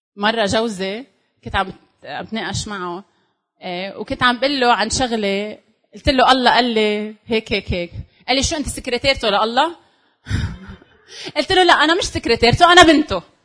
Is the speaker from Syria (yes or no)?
yes; Syria; انا سوري